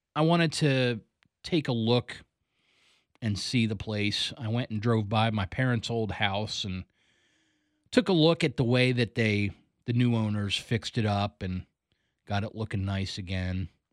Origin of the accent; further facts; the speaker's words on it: Columbia, Maryland, United States; moved away as an adult; now in Greencastle, Pennsylvania, United States; I grew up in Columbia, Maryland. I lived there from the age of nine until the age of twenty-three.